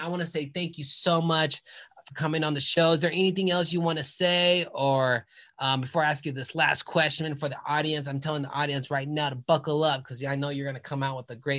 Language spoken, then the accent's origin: English; Colorado, United States; I moved here 10 years ago, but I'm born in Colorado my whole life.